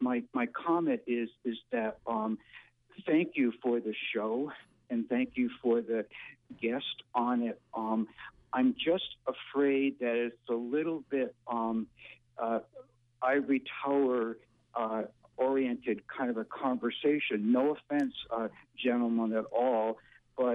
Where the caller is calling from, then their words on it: New Vineyard, Maine, United States; I'm calling from New Vineyard, Maine.